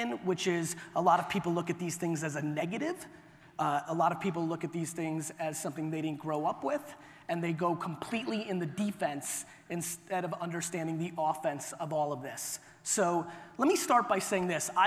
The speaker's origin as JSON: {"language": "English", "town": "New York City", "region": "New York", "country": "United States", "tie": "born or raised there", "also_born_or_lived": "Soviet Union / Clark, New Jersey", "said": "I was born in the Soviet Union. I came to the US when I was 3. We were ridiculously poor. My family lived in a studio apartment in Queens, New York"}